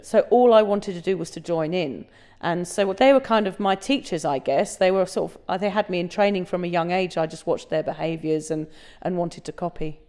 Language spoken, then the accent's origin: English; England, United Kingdom; now in Australia; I'm, I'm originally from England, as you can tell, but we're obviously recording this in Australia